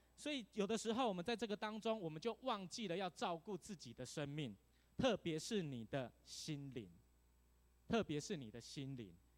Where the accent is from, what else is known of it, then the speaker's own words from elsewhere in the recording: Tainan, Taiwan; now in Taipei, Taiwan; 台南。 台南是一个非常悠闲悠活的地方。 哦，我真的很想回到我的故乡